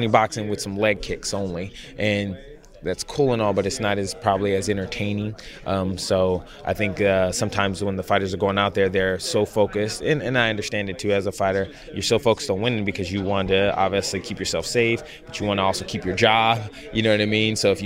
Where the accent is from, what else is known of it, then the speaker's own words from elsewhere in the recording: Los Angeles County, California, United States; also born or lived in Orange County, California; this is my hometown, meaning this is the first opportunity I've ever had to fight in, like, this part of California. I fought up in San Diego, San Jose, but I'm originally from LA County